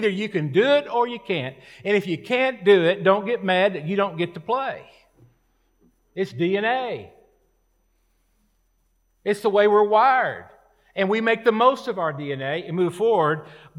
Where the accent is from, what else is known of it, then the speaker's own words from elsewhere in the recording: United States; born there; I was born in America. I was born with opportunity. Now, I was born into an enlisted Air Force family.